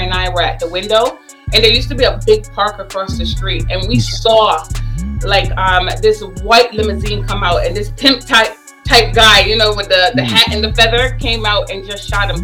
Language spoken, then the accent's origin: English; New York, United States; also born or lived in Barbados; I grew up in Bed-Stuy.